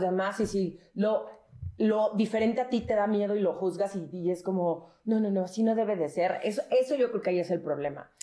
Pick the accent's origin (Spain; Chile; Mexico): Mexico; Mexico City; nosotros somos los chilangos